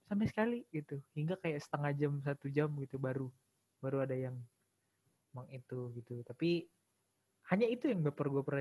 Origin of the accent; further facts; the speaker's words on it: East Java, Indonesia; born there; Jadi gue kan sebenarnya lahir di Jawa Timur.